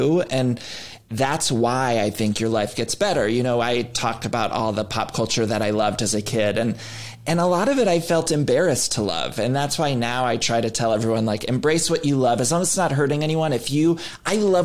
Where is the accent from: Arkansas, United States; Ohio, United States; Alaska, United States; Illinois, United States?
Ohio, United States; moved away; my family and growing up in Ohio